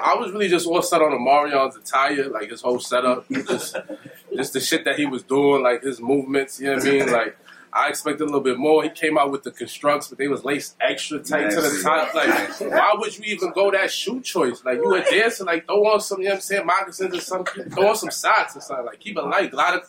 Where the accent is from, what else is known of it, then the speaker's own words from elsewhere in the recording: New York, United States; I'm from New York. I hate Boston too.